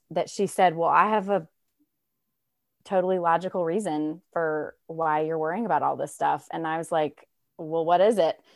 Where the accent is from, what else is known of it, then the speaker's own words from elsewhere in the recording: Raleigh, North Carolina, United States; I am from Raleigh, North Carolina. I'm born and raised